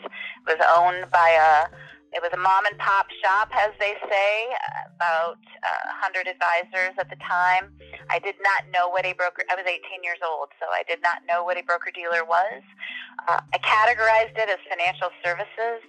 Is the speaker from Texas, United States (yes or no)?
no; Cuba City, Wisconsin, United States; moved away as an adult; also born or lived in Madison, Wisconsin; I was not going to live in the small town of Cuba City, Wisconsin when I grew up